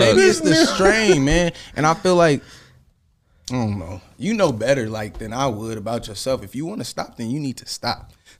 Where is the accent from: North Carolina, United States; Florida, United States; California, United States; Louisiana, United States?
California, United States; Sacramento; born or raised there; also born or lived in Honolulu, Hawaii